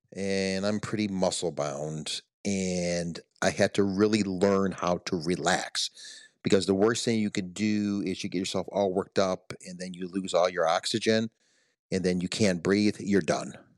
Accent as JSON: {"language": "English", "town": "Detroit", "region": "Michigan", "country": "United States", "tie": "born or raised there", "said": "growing up in Detroit"}